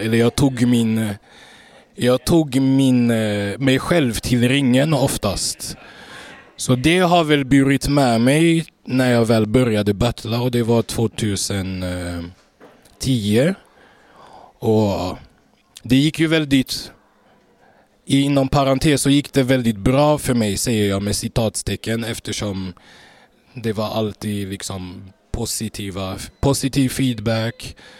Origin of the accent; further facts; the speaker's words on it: Gothenburg, Västra Götaland, Sweden; född och uppvuxen i Göteborg